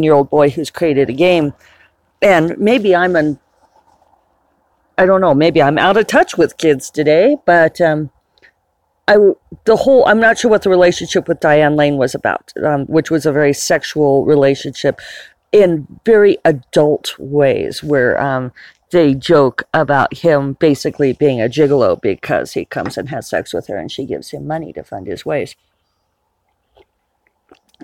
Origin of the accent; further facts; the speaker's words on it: United States; an American citizen